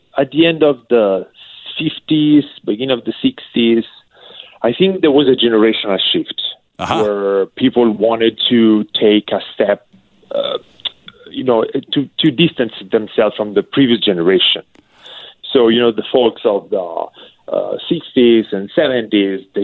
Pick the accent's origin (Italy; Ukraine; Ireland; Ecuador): Italy; Siena, Tuscany; we are based in Tuscany. So we are from Siena